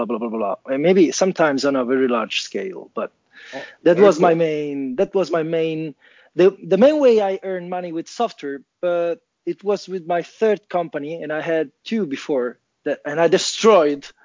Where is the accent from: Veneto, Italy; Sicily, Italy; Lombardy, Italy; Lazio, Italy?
Lazio, Italy; Rome; now in Turin, Italy; I'm calling from Torino, Italia. Actually, I'm from Rome.